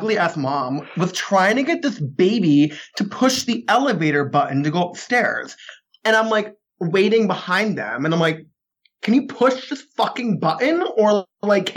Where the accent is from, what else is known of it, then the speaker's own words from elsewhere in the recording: New England, United States; I'm from New England